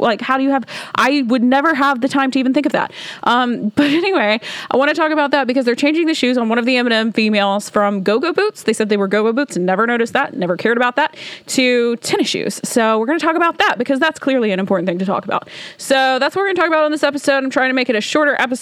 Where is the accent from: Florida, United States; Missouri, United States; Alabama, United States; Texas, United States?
Alabama, United States; now in Washington, D.C., United States; my hometown, y'all, is it's a small town in Alabama